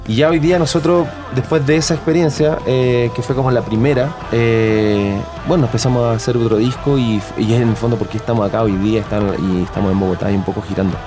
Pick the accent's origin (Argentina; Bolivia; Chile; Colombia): Chile; Valparaíso; nosotros vivimos en la quinta región, somos todos de Valparaíso, la mayoría de nosotros nacimos en el puerto